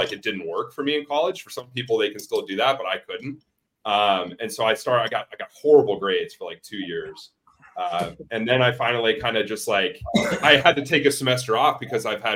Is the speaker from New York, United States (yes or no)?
no; Arizona, United States; moved away as an adult; also born or lived in Milwaukee, Wisconsin; I'm from Arizona